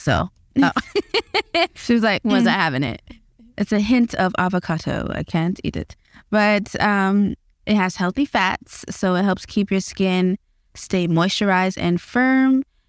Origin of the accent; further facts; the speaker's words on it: Bahamas; We're from the Bahamas, so we eat a lot of fish.